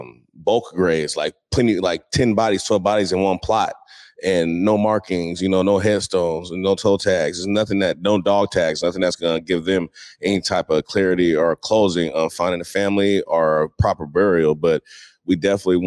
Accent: Seattle, Washington, United States; growing up in Seattle was more a family-oriented thing

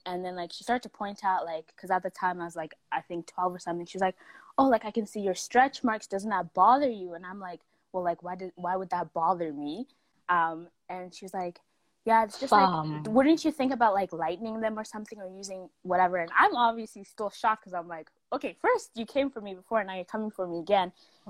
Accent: South Africa; born there; So I was born in South Africa, my mom's from Zim, my dad's from Malawi, so you know, we got some mix in there

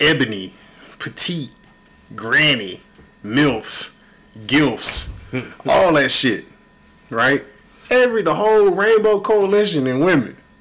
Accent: Houston, Texas, United States; I love Houston. I'm from Houston

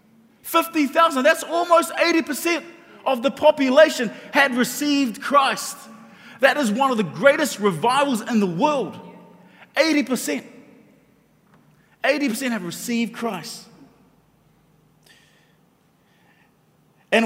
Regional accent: Auckland, New Zealand; growing up in South Auckland, and growing up as a Polynesian in South Auckland

